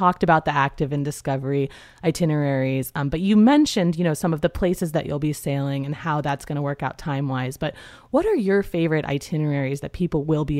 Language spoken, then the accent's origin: English; North Carolina, United States; And I'm from North Carolina, the home of Krispy Kreme.